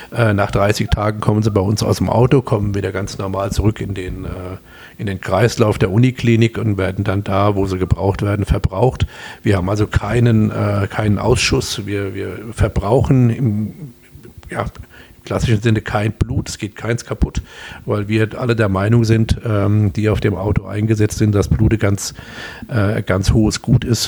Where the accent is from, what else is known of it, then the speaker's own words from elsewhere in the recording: Kaiserslautern, Rhineland-Palatinate, Germany; accent: Pfälzisch; also born or lived in Homburg, Saarland; ich komme aus Kaiserslautern, also 98 Prozent